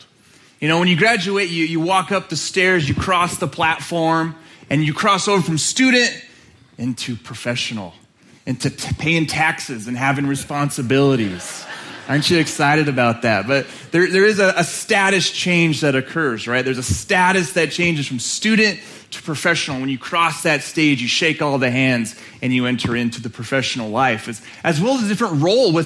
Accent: Moab, Utah, United States; also born or lived in Salt Lake City, Utah; I'm from Utah. Have you heard of it? Yes. A little bit further south here. Grew up in a town called Moab

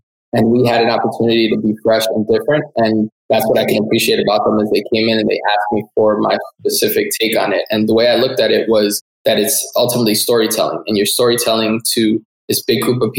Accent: New York City, New York, United States; you're an authentic New Yorker, born and raised in the Bronx

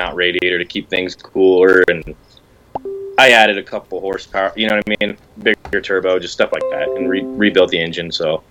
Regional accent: Colorado Springs, Colorado, United States; I'm from Colorado Springs, Colorado.

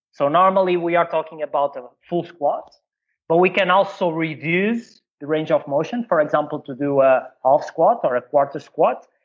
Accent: Portugal; also born or lived in China; I come from Portugal

